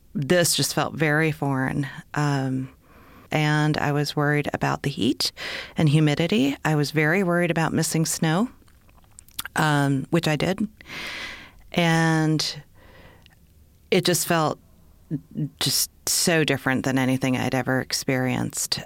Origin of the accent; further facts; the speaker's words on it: Minnesota, United States; moved away as an adult; also born or lived in Ohio; now in Birmingham, United States; I'm actually from Minnesota